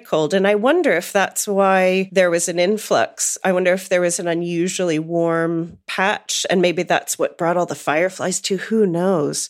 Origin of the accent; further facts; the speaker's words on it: outside of Pittsburgh, rural Western Pennsylvania, United States; moved away; I grew up in rural Western Pennsylvania, which probably doesn't mean much to any of the listeners, but I grew up outside of Pittsburgh.